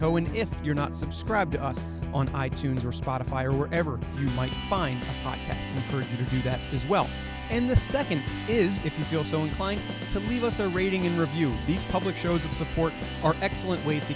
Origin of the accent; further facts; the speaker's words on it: Baltimore, Maryland, United States; I'm from Baltimore